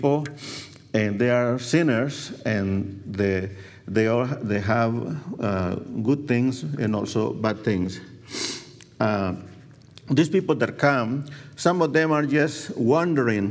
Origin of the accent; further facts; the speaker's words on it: El Salvador; moved away; I was born in El Salvador, Central America.